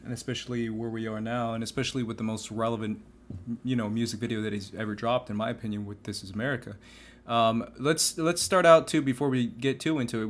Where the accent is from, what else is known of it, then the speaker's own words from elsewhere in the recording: Phoenix, Arizona, United States; moved away; we grew up in Phoenix together through, through high school